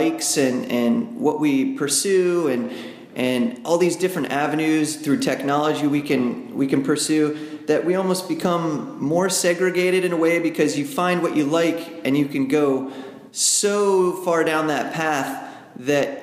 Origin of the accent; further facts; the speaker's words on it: United States; I'm from the United States